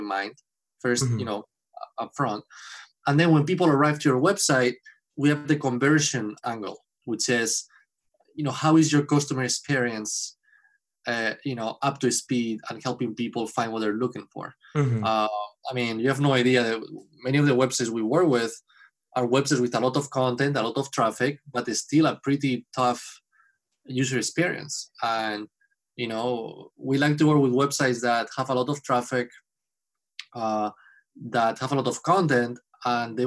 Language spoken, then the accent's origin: English; Spain; moved away as an adult; now in Boston, United States; I'm from Spain. I've been in Boston for 10 years now